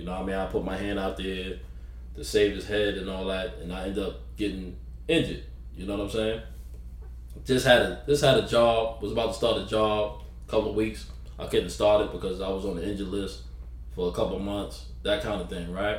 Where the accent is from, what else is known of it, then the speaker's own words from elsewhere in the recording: New York City, New York, United States; moved away as an adult; also born or lived in the South; I'm from New York City, South Jamaica, Queens